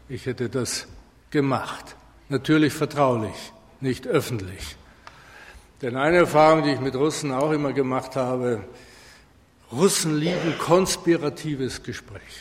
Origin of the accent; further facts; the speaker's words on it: Bavaria, Germany; nehmen Sie aus Bayern, wo ich herkomme, die Firma Knauf, die Baustoffe herstellt